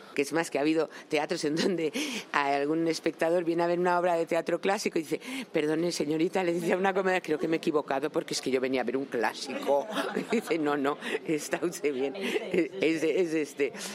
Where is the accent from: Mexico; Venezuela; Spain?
Spain; Madrid, Community of Madrid; siendo madrileños